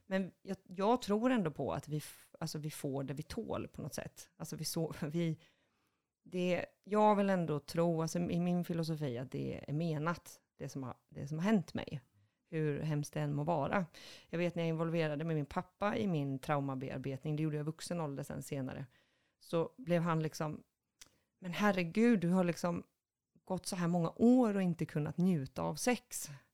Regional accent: Boxholm, Östergötland, Sweden; Jag är född i en liten håla utanför Linköping, söder om Linköping, som heter Boxholm

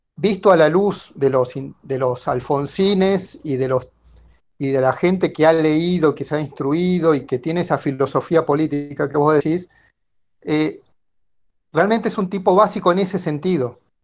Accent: Tucumán, Argentina; yo soy de Tucumán.

